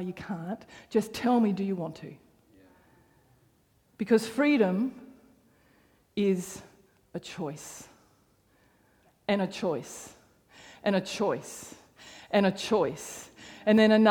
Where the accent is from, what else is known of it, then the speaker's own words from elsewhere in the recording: Canberra, Australian Capital Territory, Australia; moved away as an adult; the church that I grew up in Canberra